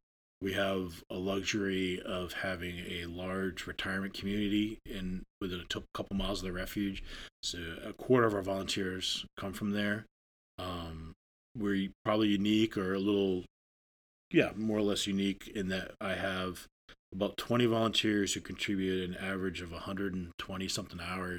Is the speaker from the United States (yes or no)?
yes; Maine, United States; So I grew up in Northern Maine.